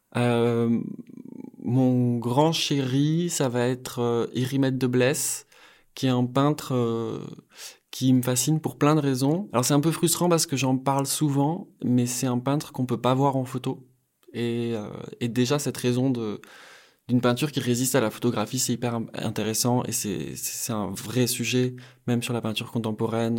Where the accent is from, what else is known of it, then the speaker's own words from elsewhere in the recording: Bayonne, Nouvelle-Aquitaine, France; J'ai grandi au Pays Basque, je suis né à Bayonne